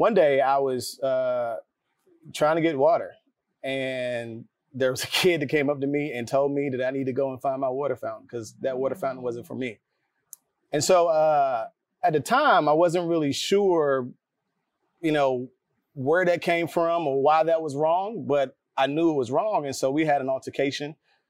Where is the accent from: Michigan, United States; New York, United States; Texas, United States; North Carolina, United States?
North Carolina, United States; moved away as an adult; now in Atlanta, United States; I'm from North Carolina, and in elementary school, my neighborhood was predominantly Black.